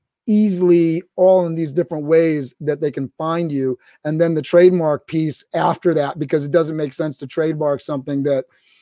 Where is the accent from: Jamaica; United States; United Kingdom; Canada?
Canada; Sorry, I'm Canadian.